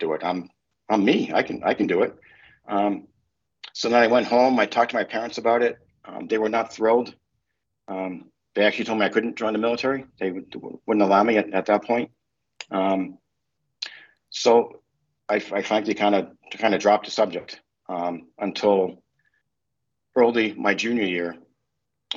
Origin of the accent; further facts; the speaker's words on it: Merrimack, New Hampshire, United States; I grew up in New Hampshire, Merrimack, New Hampshire, kind of small town.